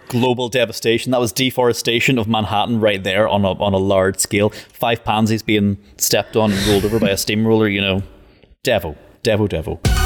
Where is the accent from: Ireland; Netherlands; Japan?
Ireland; I'm actually Irish